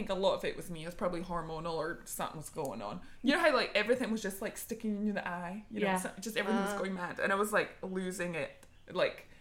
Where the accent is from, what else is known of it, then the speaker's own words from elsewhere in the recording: Scotland, United Kingdom; moved away; I was in band when I was growing up in Scotland